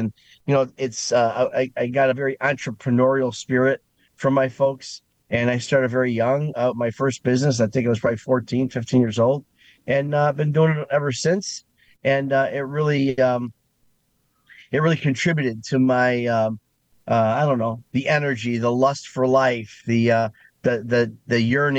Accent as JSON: {"language": "English", "town": "Chicago", "region": "Illinois", "country": "United States", "tie": "born or raised there", "said": "when we were growing up, I was on from Taylor and Western, actually."}